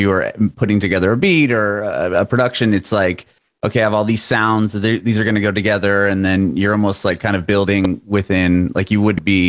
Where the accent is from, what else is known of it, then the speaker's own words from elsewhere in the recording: California, United States; I grew up in Southern California.